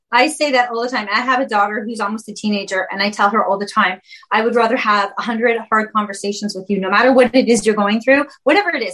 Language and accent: English; Canada; I'm from Canada